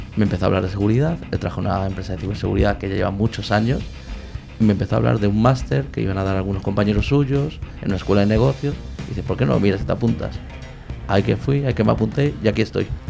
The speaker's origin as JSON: {"language": "Spanish", "town": "Madrid", "region": "Community of Madrid", "country": "Spain", "said": "De Madrid, soy, soy nacional puro."}